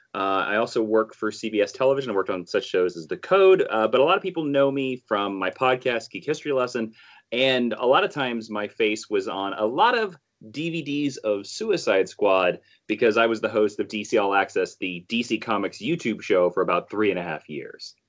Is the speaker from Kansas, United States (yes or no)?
yes; Southeast Kansas, United States; I literally grew up in Southeast Kansas where the closest airport was two hours away